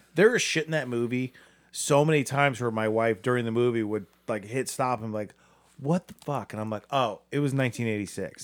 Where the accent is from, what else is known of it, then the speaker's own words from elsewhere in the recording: Akron, Ohio, United States; I'm from Akron.